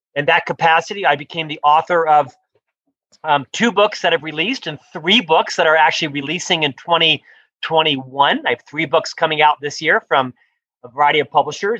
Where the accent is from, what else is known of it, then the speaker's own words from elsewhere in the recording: Orlando, Florida, United States; moved away as an adult; also born or lived in Provo, Utah; now in Salt Lake City, United States; I'm originally from Orlando, Florida, where I lived the first half of my life